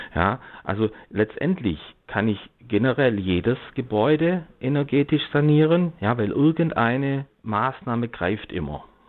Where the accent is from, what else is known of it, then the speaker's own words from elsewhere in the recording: Black Forest, Baden-Württemberg, Germany; ich komme jetzt zum Beispiel aus dem Schwarzwald